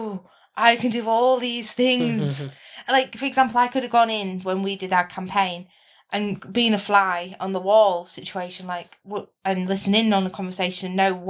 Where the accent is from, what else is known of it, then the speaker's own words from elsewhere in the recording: United Kingdom; as we are British